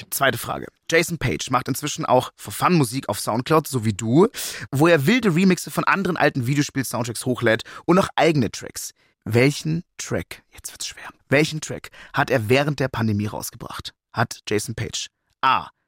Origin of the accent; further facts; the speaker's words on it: Munich, Bavaria, Germany; ich identifiziere mich auch als Münchner ganz stolz.